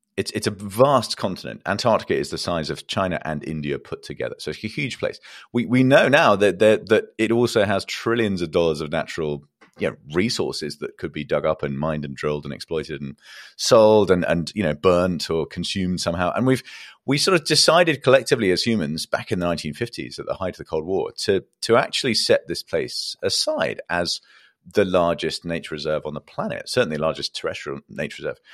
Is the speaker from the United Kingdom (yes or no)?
yes; England, United Kingdom; I'm an Englishman